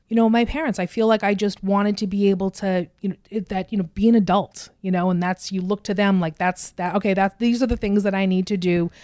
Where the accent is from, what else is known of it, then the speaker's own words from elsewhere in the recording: Burlington, Massachusetts, United States; I grew up in Burlington